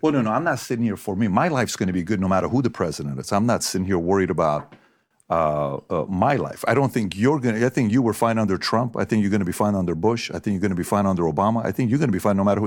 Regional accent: Iran; now in United States; I'm from Iran.

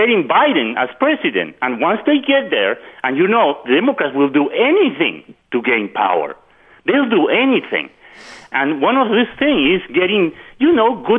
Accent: Peru; moved away; I was born in Peru.

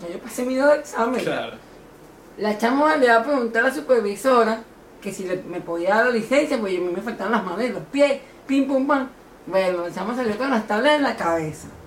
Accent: Caracas, Capital District, Venezuela; moved away; also born or lived in Miami; Yo vengo de Caracas. Okay. Yo exactamente soy de la Candelaria.

